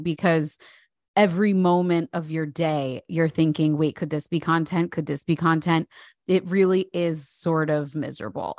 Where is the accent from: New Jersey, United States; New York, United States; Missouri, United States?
New Jersey, United States; I'm definitely visibly and palpably Jersey